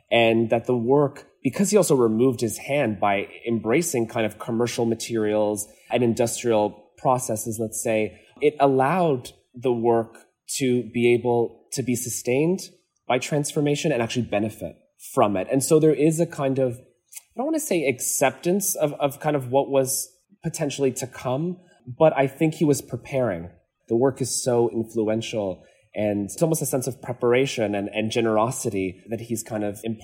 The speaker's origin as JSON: {"language": "English", "region": "Azores", "country": "Portugal", "said": "So I'm from the Azores in Portugal, and many homes still have their laundry outside in these kind of tanks"}